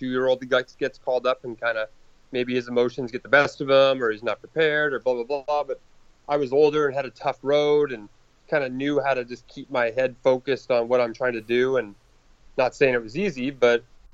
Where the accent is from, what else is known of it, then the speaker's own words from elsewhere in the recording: Canada; I'm Canadian, born and raised